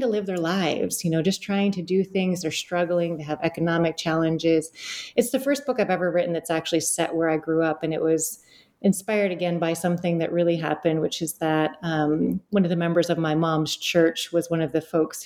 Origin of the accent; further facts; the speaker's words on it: Detroit, Michigan, United States; now in New York, United States; I grew up in Southeast Detroit.